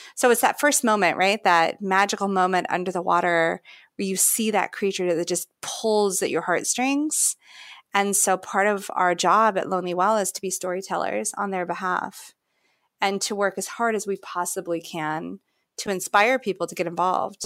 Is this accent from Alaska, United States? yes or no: yes; Fairbanks, Alaska, United States; I remember growing up in Fairbanks, Alaska